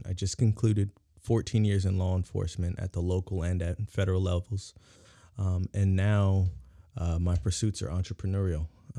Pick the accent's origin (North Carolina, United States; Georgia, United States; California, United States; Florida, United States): California, United States; San Diego; You know, growing up in San Diego, California is, SoCal is gang heavy.